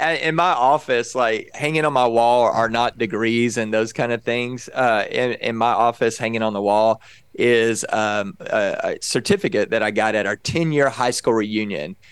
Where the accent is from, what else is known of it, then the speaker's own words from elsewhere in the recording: Texas, United States; I grew up in Texas